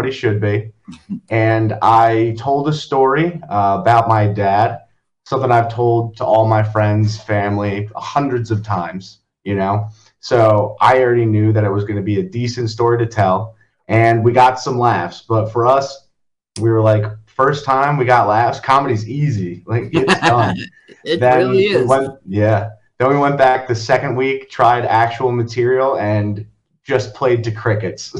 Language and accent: English; Long Valley, New Jersey, United States; now in Hoboken, United States; I grew up in Long Valley, New Jersey, which if anyone doesn't know where that is, it's in Morris County, right up against the Pennsylvania border